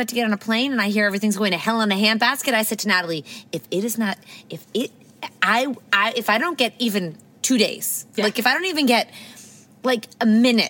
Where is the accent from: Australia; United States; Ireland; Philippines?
United States; now in Toronto, Canada; I'm American.